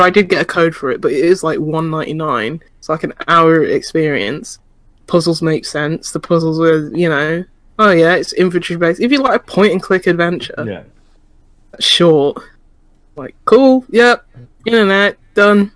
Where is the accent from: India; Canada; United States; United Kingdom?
United Kingdom; As a Brit